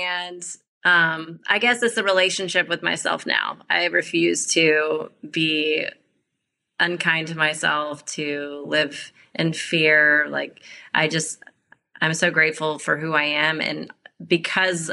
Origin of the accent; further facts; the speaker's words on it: Columbia, Missouri, United States; moved away as an adult; also born or lived in San Diego; I'm originally from Columbia, Missouri. It's a small town in the Midwest